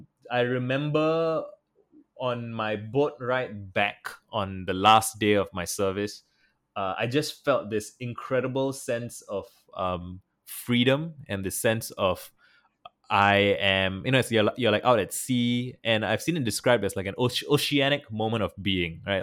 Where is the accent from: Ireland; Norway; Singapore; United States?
Singapore; I'm from Singapore and I traveled to San Francisco in twenty twenty